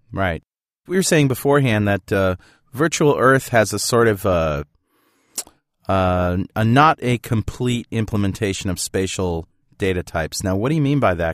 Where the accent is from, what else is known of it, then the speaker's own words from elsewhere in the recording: New London, Connecticut, United States; my hometown, New London, Connecticut